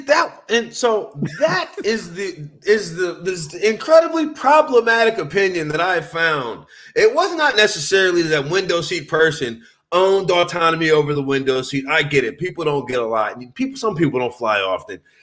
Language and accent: English; South Louisiana, United States; now in Los Angeles, United States; growing up in Louisiana